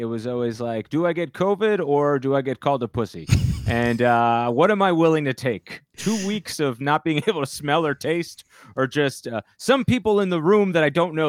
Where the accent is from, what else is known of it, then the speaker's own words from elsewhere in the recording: Bloomfield, New Jersey, United States; now in New York, United States; I grew up in Bloomfield in North Jersey, so very, very Italian neighborhood.